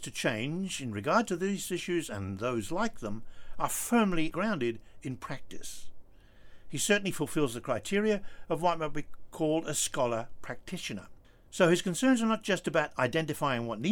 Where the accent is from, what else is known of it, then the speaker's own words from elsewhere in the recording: England, United Kingdom; I was in school in England